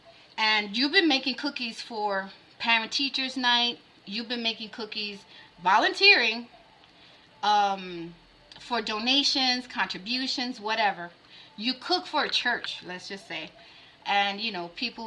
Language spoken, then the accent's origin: English; New York, United States; As a New Yorker